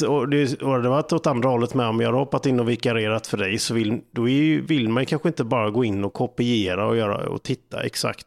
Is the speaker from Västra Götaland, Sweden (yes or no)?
no; Falkenberg, Halland County, Sweden; Det är ju min hemstad.